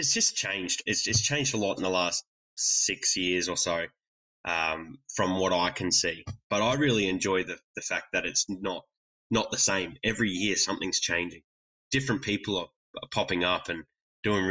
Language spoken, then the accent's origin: English; Australia